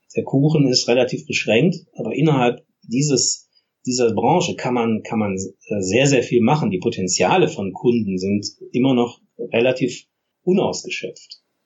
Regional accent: Essen, North Rhine-Westphalia, Germany; ich komme ja ursprünglich aus Essen

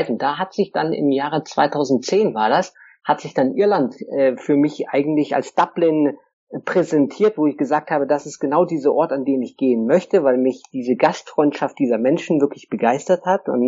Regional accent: Lake Constance, Germany; ich komme ursprünglich aus Süddeutschland vom Bodensee, bin da aufgewachsen und hatte schon früh diese Idee, eigentlich die Welt zu erkunden.

